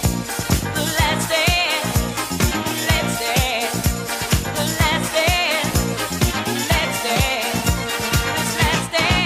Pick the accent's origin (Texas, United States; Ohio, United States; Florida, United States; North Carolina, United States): Ohio, United States; Bowling Green; moved away as an adult; now in Muncie, United States; I'm originally from Bowling Green, Ohio